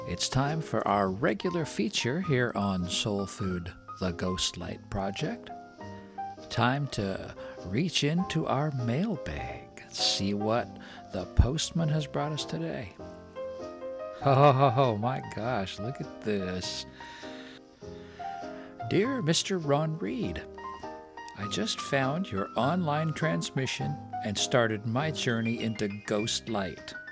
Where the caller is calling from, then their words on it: Prince George, British Columbia, Canada; also born or lived in Lac La Biche, Canada; I'm calling from Prince George, BC, by way of Lac La Biche, Alberta.